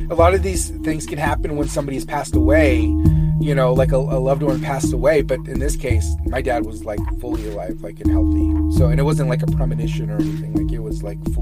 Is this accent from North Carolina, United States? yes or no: no; Fresno, California, United States; uh, I'm from Fresno, California.